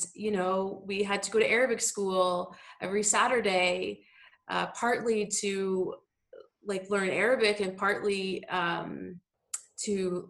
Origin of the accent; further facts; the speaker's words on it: Ottawa, Ontario, Canada; also born or lived in United States; now in Toronto, Canada; I grew up in Ottawa, so there's a big Arab community there